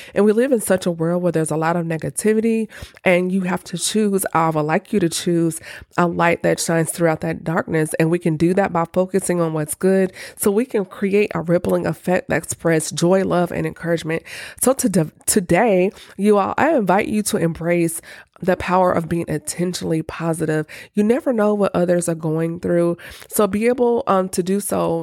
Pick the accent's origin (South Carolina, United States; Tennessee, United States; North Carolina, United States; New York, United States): Tennessee, United States; Nashville; my hometown, Nashville, Tennessee